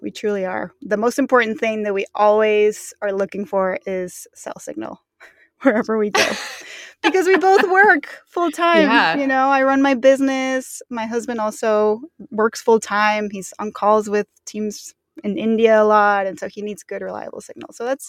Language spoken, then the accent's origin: English; Mexico City, Mexico; also born or lived in New York; And I'm also originally from Mexico. I was born in Mexico City and grew up all throughout Mexico. My mom is American, so I grew up speaking both English and Spanish.